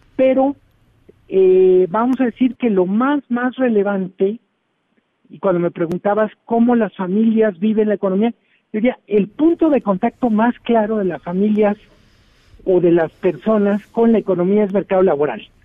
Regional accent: Mexico; Somos 130 millones de personas

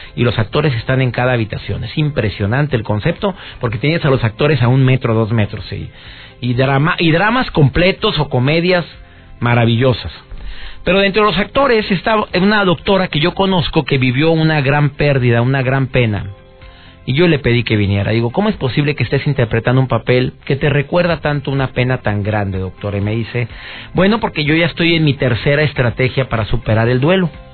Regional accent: Monterrey, Nuevo León, Mexico

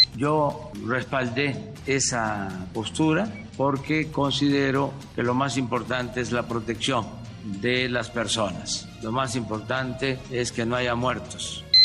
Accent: Zacatecas, Mexico; Yo soy originario de Zacatecas

